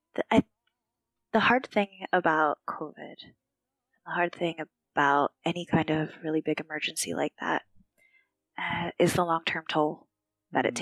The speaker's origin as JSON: {"language": "English", "town": "Philadelphia", "region": "Pennsylvania", "country": "United States", "tie": "born or raised there", "also_born_or_lived": "Texas / Maryland", "moved": "as an adult", "lives_now": "Sulaymaniyah, Iraq", "said": "I returned to my hometown of Philadelphia for a couple years"}